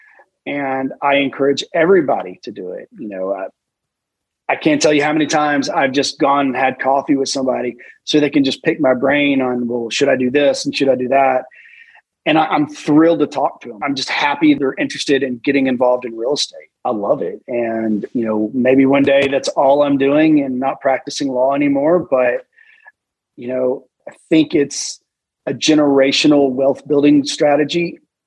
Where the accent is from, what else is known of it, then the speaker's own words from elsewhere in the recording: Chattanooga, Tennessee, United States; also born or lived in Alabama / Washington, D.C.; Chattanooga, my hometown